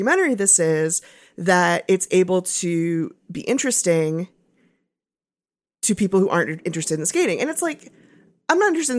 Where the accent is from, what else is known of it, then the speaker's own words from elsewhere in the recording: Los Angeles, California, United States; I'm from Los Angeles. I grew up here.